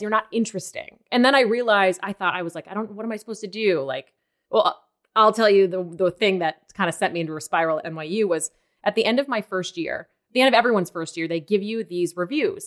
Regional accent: Maine, United States; moved away as an adult; also born or lived in New York; I'm from Maine

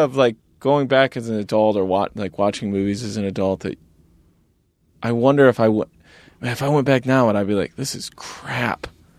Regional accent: Rochelle, Illinois, United States; I grew up in Rochelle, Illinois

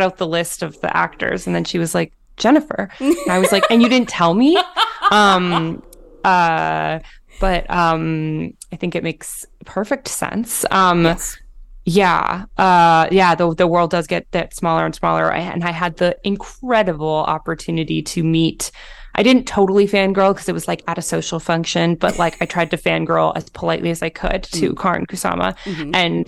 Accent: Toronto, Ontario, Canada; I'm from Toronto

